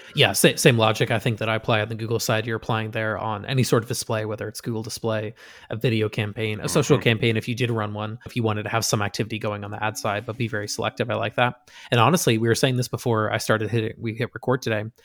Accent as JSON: {"language": "English", "region": "Western Massachusetts", "country": "United States", "tie": "born or raised there", "moved": "yes", "said": "growing up in Western Mass"}